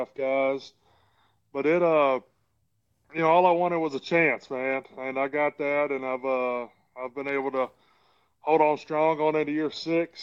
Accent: Florence, Alabama, United States; moved away as an adult; also born or lived in Murfreesboro, Tennessee / Los Angeles, California; now in Jacksonville, United States; born and raised in Florence, Alabama

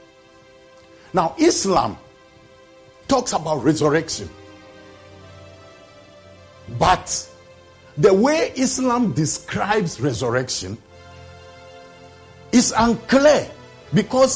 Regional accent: Ghana; as a Ghanaian, I'm 65 years old now

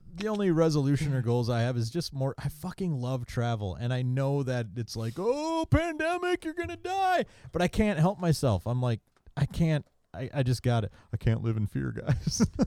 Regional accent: Maryland, United States; I grew up in Maryland

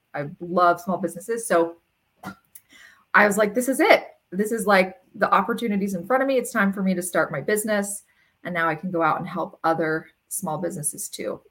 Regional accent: Ontario, California, United States; We grew up in Ontario, California, which is like dairy farm country

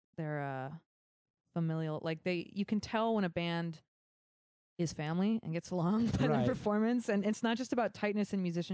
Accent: Concord, California, United States; I grew up in Concord, and yeah, it's we're all family here in the Bay

